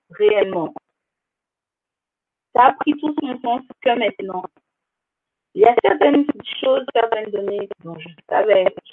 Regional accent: Guadeloupe, France; Je suis originaire de la Guadeloupe, également ma mère.

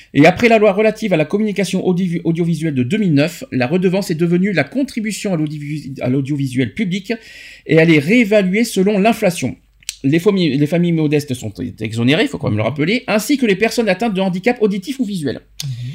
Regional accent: France; chez nous en France

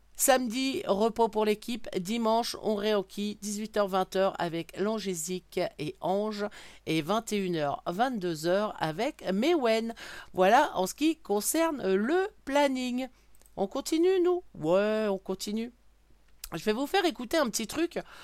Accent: Brittany, France; je suis bretonne

